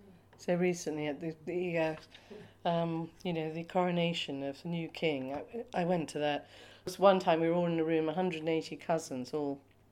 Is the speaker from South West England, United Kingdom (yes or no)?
yes; Cornwall, South West England, United Kingdom; first language English; also born or lived in Bangkok, Thailand; father was half Thai and half Russian, and my mother was Scottish and English. And I grew up in Cornwall, which was a total contrast to Bangkok.